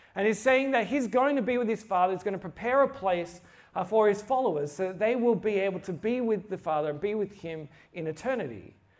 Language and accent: English; Australia; I'm from Australia